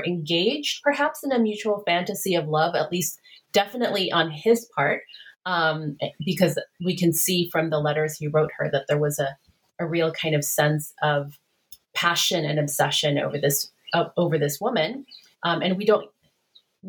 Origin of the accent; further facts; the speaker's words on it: Philippines; when I was growing up in the Philippines